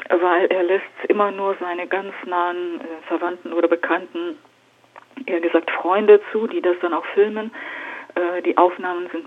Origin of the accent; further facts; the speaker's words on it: Siberia, Russia; weil ich bin in Sibirien geboren und groß geworden.